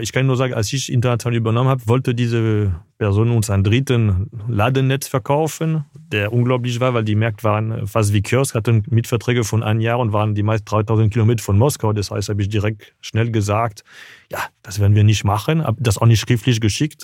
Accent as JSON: {"language": "German", "town": "Paris", "region": "Île-de-France", "country": "France", "tie": "born or raised there", "also_born_or_lived": "Tunisia", "second_language": "German", "moved": "yes", "said": "Also ich bin in Paris geboren, aber dann war dann von ein, zwei Wochen bis zwei Jahre war ich in Tunesien"}